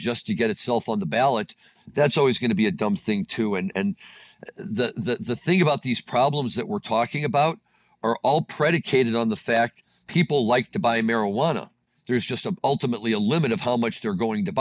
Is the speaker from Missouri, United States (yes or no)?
yes; Missouri, United States; moved away; I am from Missouri